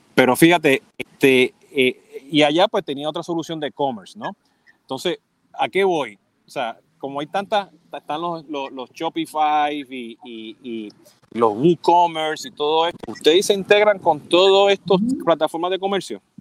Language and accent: Spanish; Puerto Rico; now in Miami, United States; siendo puertorriqueño